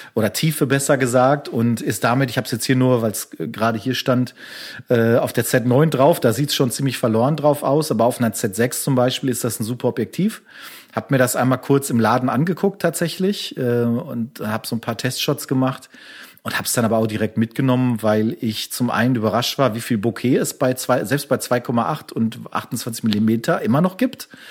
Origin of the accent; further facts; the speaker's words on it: Castrop-Rauxel, North Rhine-Westphalia, Germany; meiner Heimatstadt kassel rauxel